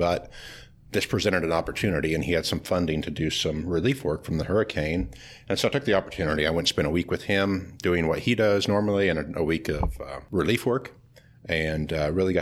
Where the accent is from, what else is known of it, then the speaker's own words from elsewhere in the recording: Western Kansas, United States; moved away as an adult; also born or lived in Lawrence, Kansas / France; now in Burnsville, United States; I grew up in Western Kansas